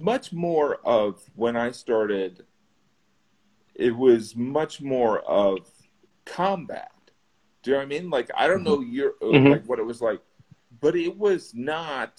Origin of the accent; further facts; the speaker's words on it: Midwest, United States; moved away as an adult; also born or lived in Indiana; now in New York, United States; I was from the Midwest, and I moved to New York